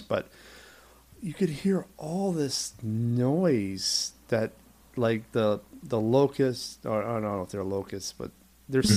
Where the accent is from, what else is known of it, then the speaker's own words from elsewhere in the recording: Maine, United States; moved away as an adult; also born or lived in New York; my home state of Maine